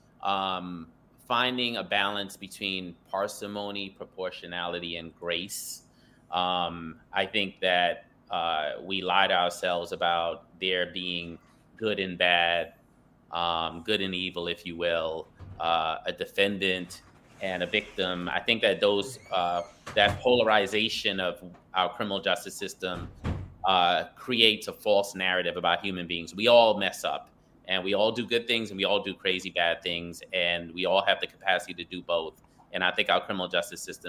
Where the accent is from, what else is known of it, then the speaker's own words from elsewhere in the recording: New York City, New York, United States; I grew up in Brooklyn, New York, single parent household